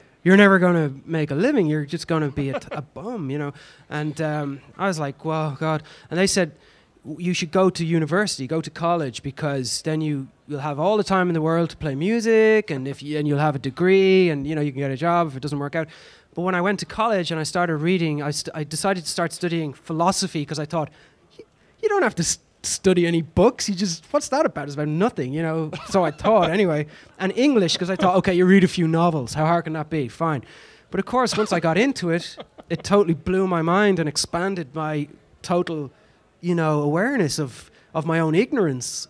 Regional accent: Ireland; accent: Irish; being Irish and speaking the way

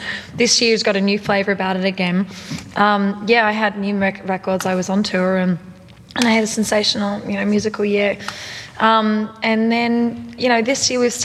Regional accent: Australia; I'm the Aussie

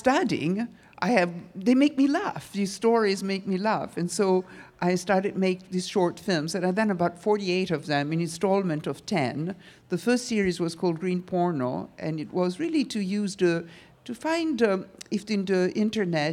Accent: Italy; now in New York, United States; when I was a child, I grew up in Italy

